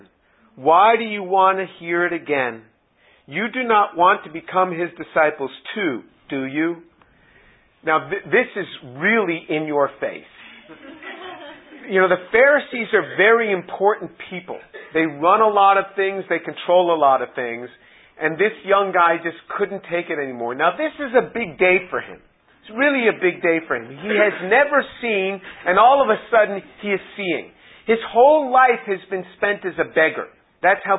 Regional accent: New York City, New York, United States; I'm from New York City

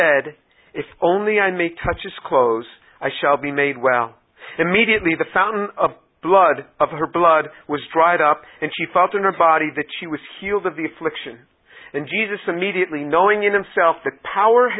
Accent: United States; I was the speaker from the United States

